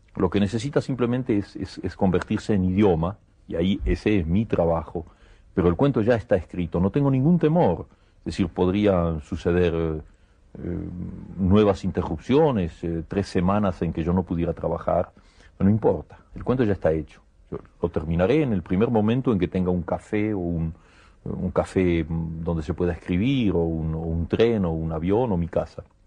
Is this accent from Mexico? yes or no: no; Argentina; moved away as an adult; also born or lived in Buenos Aires; now in Paris, France; yo estoy muy contento de ser argentino